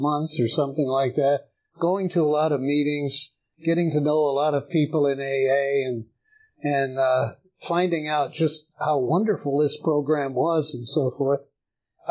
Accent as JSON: {"language": "English", "town": "El Paso", "region": "Texas", "country": "United States", "tie": "born or raised there", "moved": "as an adult", "lives_now": "Woodstock, United States", "said": "I was born in El Paso, Texas in 1942."}